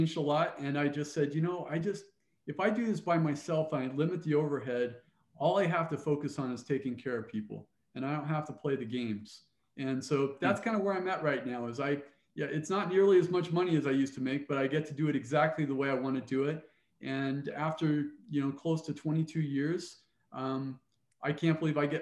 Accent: Cottonwood Heights, Utah, United States; moved away as an adult; also born or lived in Provo, Utah / Pocatello, Idaho / Great Falls, Montana / Ames, Iowa; I grew up in Cottonwood Heights

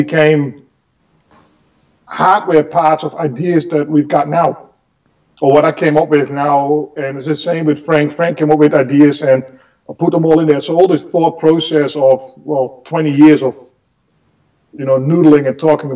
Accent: Enschede, Overijssel, Netherlands; a music store in my hometown in Enschede

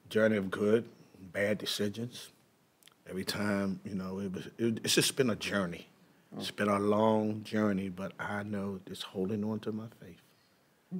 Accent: Baltimore, Maryland, United States; I was born in East Baltimore

